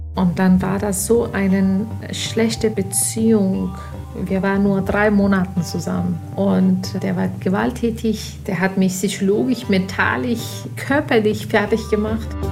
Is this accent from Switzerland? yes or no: no; Pakistan; German is a second language; moved away as an adult; also born or lived in Afghanistan (ancestry); now in Germany; ich habe nie in Afghanistan gelebt, sondern in Pakistan aufgewachsen und da gelebt und studiert